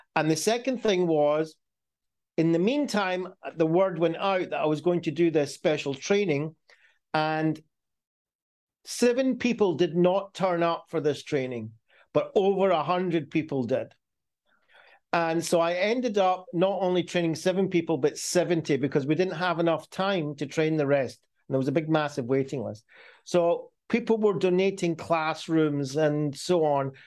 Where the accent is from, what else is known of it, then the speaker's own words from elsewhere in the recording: Glasgow, Scotland, United Kingdom; I was born in Scotland